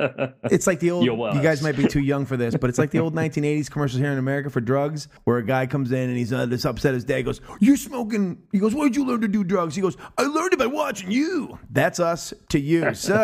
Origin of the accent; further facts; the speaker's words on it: United States; I'm an American.